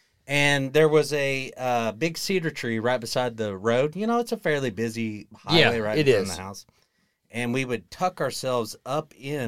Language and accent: English; Perkins, Oklahoma, United States; Perkins, Oklahoma.